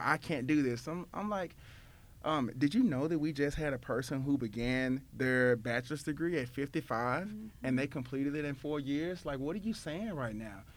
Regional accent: Memphis, Tennessee, United States; my hometown of Memphis, Tennessee

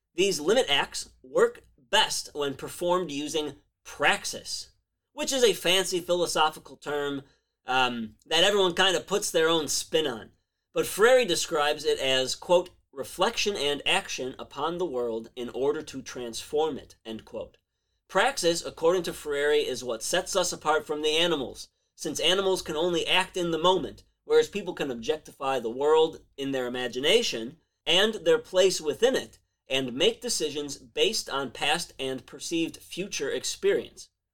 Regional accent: Chicago, Illinois, United States; my hometown of Chicago

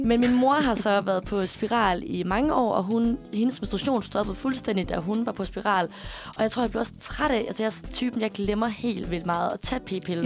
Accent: Aarhus, Central Denmark Region, Denmark; now in Copenhagen, Denmark; min læge hjemme i Aarhus

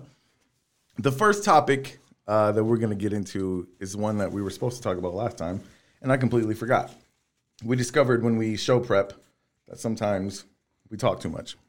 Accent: Texas City, Texas, United States; I grew up on Jacques Boudin in Texas City

